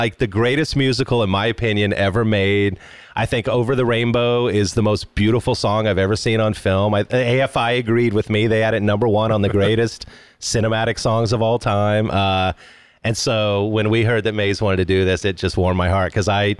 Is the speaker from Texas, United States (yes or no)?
no; Kansas, United States; moved away; I'm from Kansas, man.